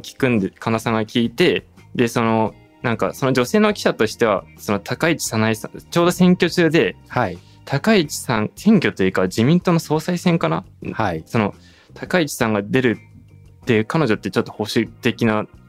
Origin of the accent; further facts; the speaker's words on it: Saitama, Japan; also born or lived in Tokyo; 僕埼玉育ちであの大学高校大学も東京だった